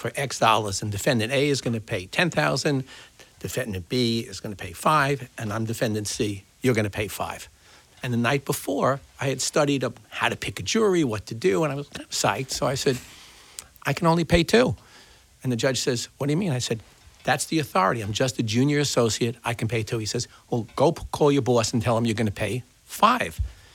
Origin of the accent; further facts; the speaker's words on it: New York City, New York, United States; I'm from Brooklyn.